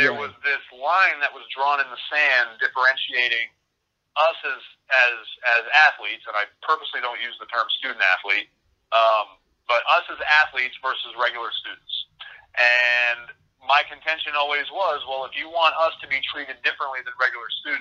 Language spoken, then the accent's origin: English; Mint Hill, North Carolina, United States; I grew up in Mint Hill, North Carolina, and everybody here is a Tar Heel fan